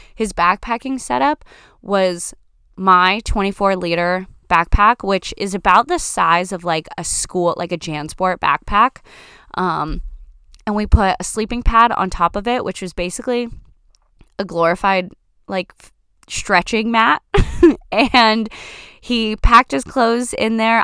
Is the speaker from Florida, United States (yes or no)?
yes; Florida, United States; now in Washington, United States; I grew up in Florida, growing up next to the National Park of the Everglades